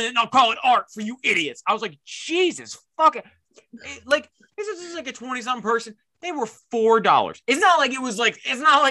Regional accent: Northeast, United States; we're from the Northeast

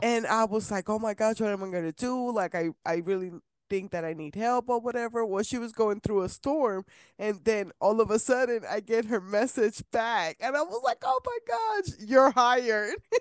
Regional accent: Puerto Rico; I'm from Puerto Rico

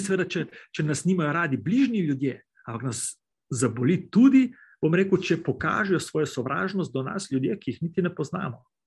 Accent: Slovenia; pri nas Planica

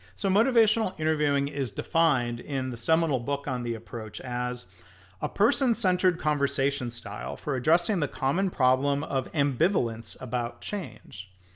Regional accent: Livonia, Michigan, United States; I mean, it was my hometown

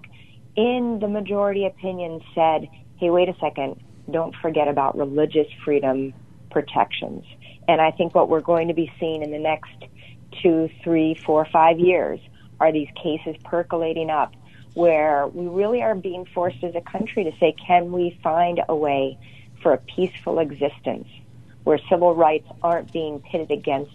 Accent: Holland, Michigan, United States; Holland, Michigan, my hometown

